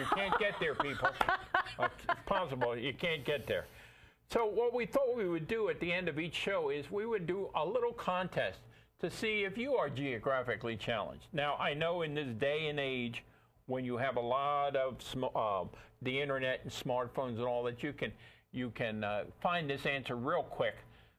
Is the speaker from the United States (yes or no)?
no; Ireland; As you might notice, I'm Irish.